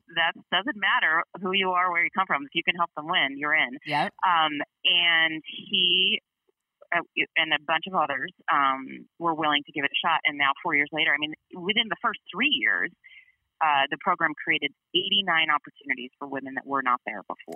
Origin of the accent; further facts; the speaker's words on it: Chicago, Illinois, United States; I grew up in Chicago